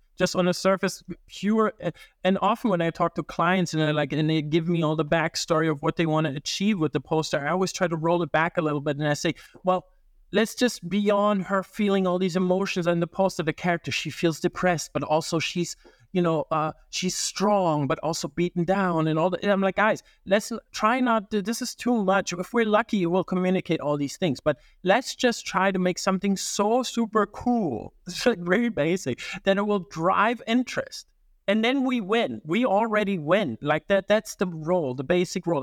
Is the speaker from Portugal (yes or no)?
no; Italy; moved away; also born or lived in Germany / Japan; I grew up in Italy